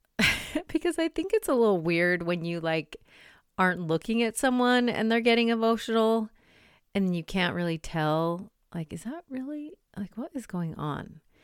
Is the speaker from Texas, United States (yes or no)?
no; Salt Lake City, Utah, United States; I grew up in Salt Lake